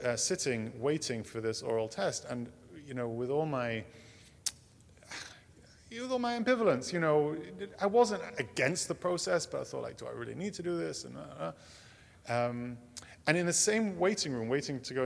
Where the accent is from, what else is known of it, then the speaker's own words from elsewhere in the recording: England, United Kingdom; moved away as an adult; now in United States; I grew up in England. That will probably come as a surprise to you. This accent, I came by it honestly